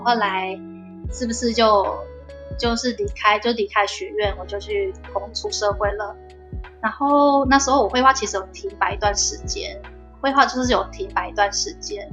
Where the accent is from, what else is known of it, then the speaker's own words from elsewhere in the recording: Taichung, Taiwan; 我是台中人